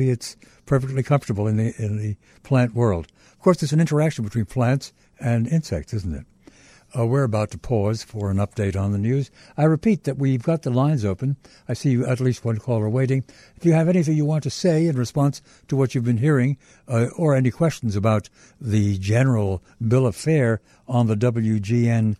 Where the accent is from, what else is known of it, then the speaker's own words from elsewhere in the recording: New York City, New York, United States; I was born and raised in Brooklyn